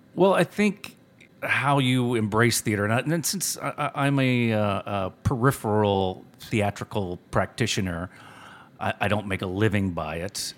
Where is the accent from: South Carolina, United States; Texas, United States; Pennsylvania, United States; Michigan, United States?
Texas, United States; Cuero; also born or lived in West Virginia; when I moved from West Virginia, I was seven years old, and I moved to this small town called Cuero